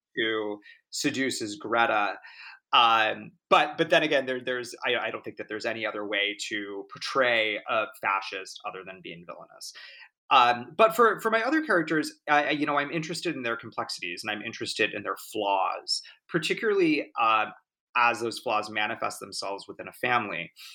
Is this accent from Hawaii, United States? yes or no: no; Laguna Beach, California, United States; I grew up in Orange County in Laguna Beach